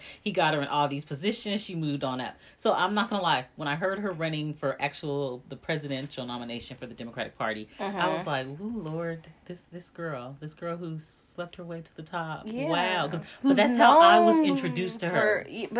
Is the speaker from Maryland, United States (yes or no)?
no; California, United States; also born or lived in Arkansas; I am from California, but I was also in the South.